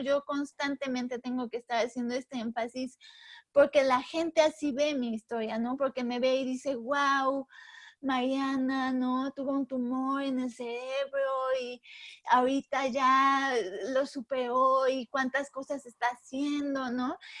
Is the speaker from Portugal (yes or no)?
no; Puebla, Mexico; soy mexicana, soy de Puebla, he vivido toda mi vida acá